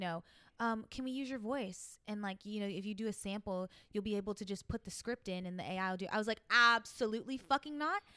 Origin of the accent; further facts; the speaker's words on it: New York, United States; accent: New York; my New York accent